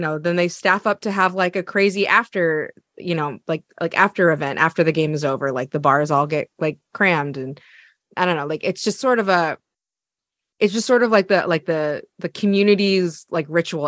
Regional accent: Eugene, Oregon, United States; I'm from Eugene, Oregon.

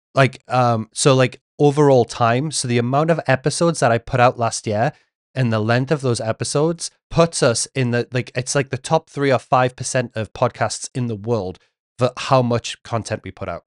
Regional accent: England, United Kingdom; being English, I did grow up watching Neighbours and Home and Away

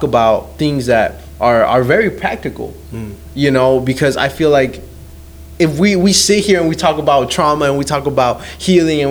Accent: Las Vegas, Nevada, United States; I'm from Vegas

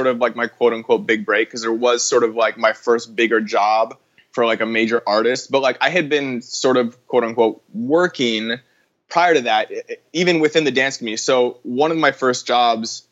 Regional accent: Vancouver, British Columbia, Canada; moved away as an adult; now in Los Angeles, United States; I'm from Vancouver, Canada, originally.

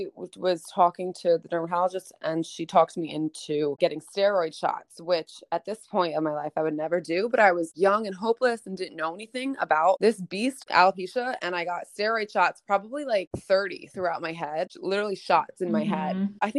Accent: East Coast, United States; I'm from the East Coast, but I stayed with my friend

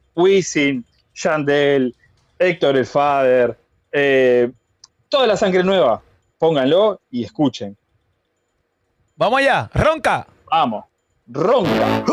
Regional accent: Flor de Maroñas, Montevideo, Uruguay; Yo, de Flor de Maroña, papá, Uruguay

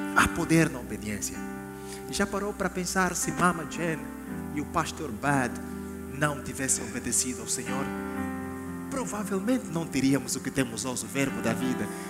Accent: Angola; eu sou da Angola

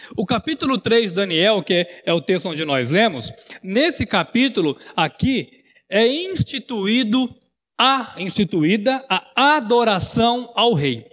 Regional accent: Mato Grosso, Brazil; moved away; Quando eu era criança, né, lá no Mato Grosso, seis anos de idade

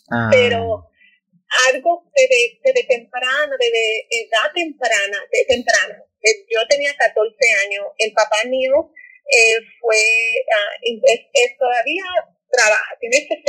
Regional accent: Dominican Republic; moved away as an adult; also born or lived in New York / Santo Domingo / North Carolina; now in United States; yo estoy debajo de afro latina porque soy una morenita, pero soy latina y soy dominicana.

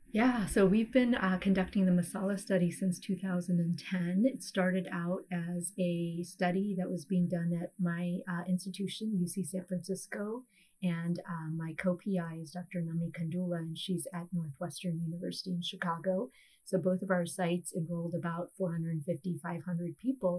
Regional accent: India; now in United States; being South Asian myself, um, being an Indian immigrant

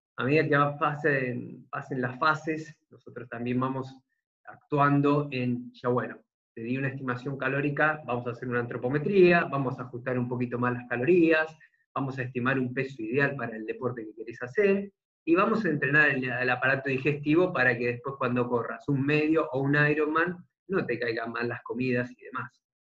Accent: Argentina; soy de Argentina

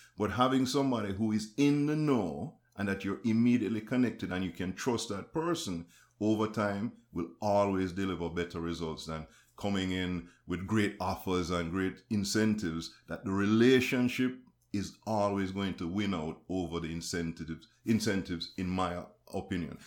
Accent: Jamaica; I'm Jamaican

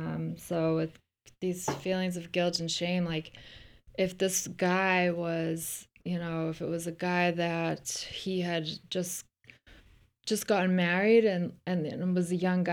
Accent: Ireland; now in United States; it's cause I'm not like grown up in America or something.

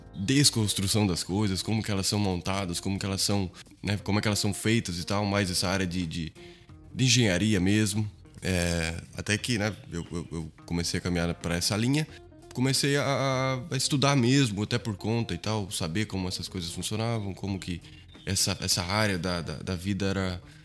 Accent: Brazil; also born or lived in Portugal; Vivemos no Brasil até os dias de hoje. Eu estudo eh, a minha faculdade, é, fiz a minha parte né, do ensino infantil, do ensino fundamental, ensino médio, high school, é, toda no Brasil

